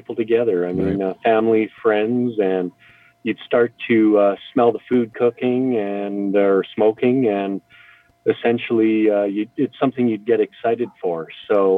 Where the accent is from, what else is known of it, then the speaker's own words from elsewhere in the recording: Calgary, Alberta, Canada; moved away as an adult; now in Invermere, Canada; I was born and raised in Calgary